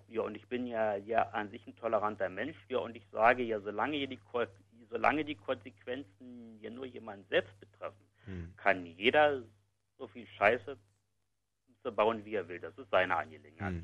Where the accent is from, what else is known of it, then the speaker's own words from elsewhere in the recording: Berlin, Germany; Ich bin gebürtiger Westberliner